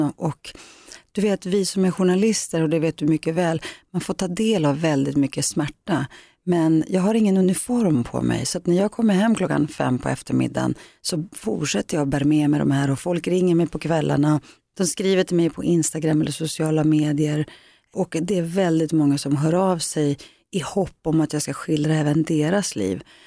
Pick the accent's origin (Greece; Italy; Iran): Greece; now in Sweden; min grekiska kultur, där jag kommer ifrån